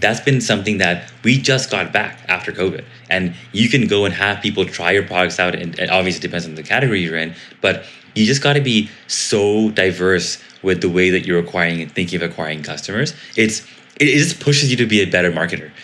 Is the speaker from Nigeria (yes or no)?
no; India; I am Indian, and so because of being Indian, we love being super, super scrappy